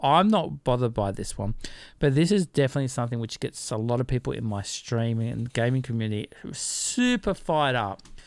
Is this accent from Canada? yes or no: no; Australia; we're Aussie